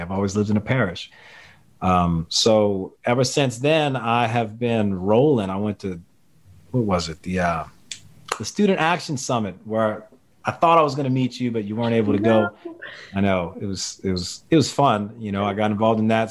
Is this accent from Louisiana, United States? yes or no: yes; Louisiana, United States; I'm from Louisiana. I live in the greater New Orleans area